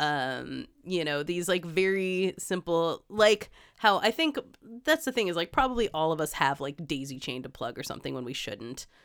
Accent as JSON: {"language": "English", "country": "United States", "said": "being an American"}